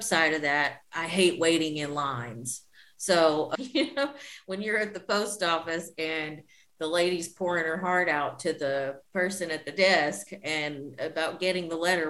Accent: Arkansas, United States; moved away as an adult; now in Paris, France; I miss my home state. The nature of Arkansas is really beautiful

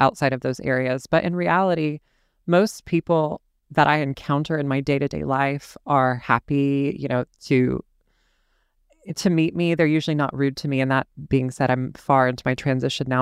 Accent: the South, United States; I'm born and raised in the South, and I've never actually in my life lived anywhere else

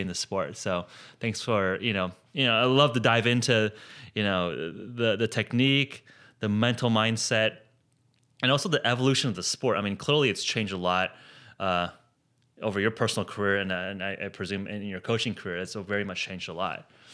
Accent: Palos Verdes, California, United States; now in San Francisco, United States; I grew up in Palos Verdes

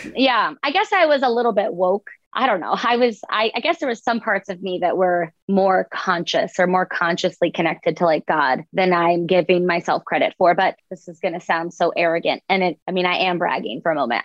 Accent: Boca Raton, Florida, United States; I grew up in Boca Raton and went to a private school

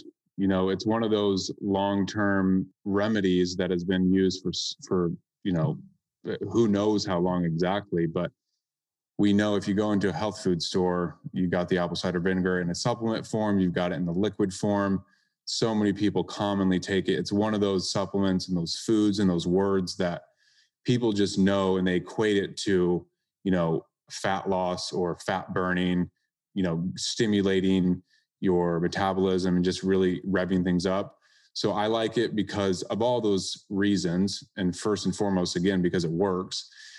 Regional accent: Iowa, United States; now in South Florida, United States; I grew up in Iowa, and it's commonly, you know, rainy and cloudy and overcast.

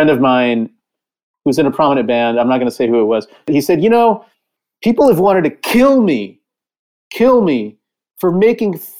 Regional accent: California, United States; I grew up in California and I was used to earthquakes

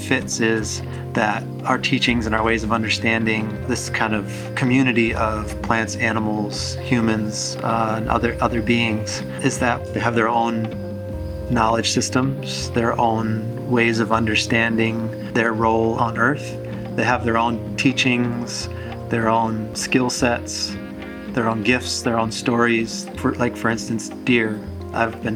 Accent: Sault Ste. Marie tribe, northern Michigan, United States; also born or lived in New Hampshire; I'm Anishinaabe from the Sault Ste. Marie tribe of Chippewa Indians.

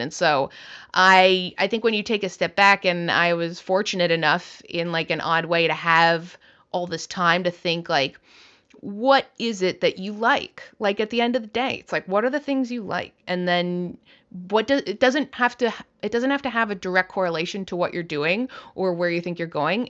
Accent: Canada; now in United States; I'm a Canadian

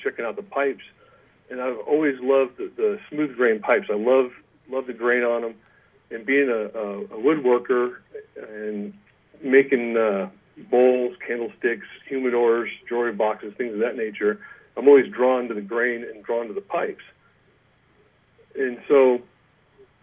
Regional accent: East Bay, Bay Area, California, United States; moved away as an adult; now in Auburn, United States; I grew up in the Bay Area in California, over in the East Bay

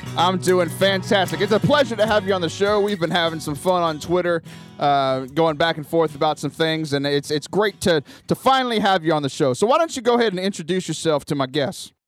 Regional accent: Cajun, Louisiana, United States; I'm Cajun

